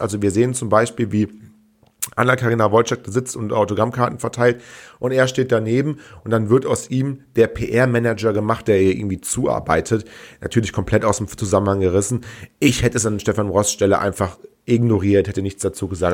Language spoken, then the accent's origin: German; Rhineland, Germany; bei uns im Rheinland